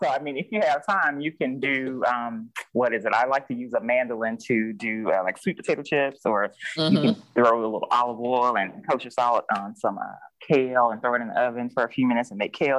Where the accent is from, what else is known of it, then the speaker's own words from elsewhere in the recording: Mississippi, United States; we're both from Mississippi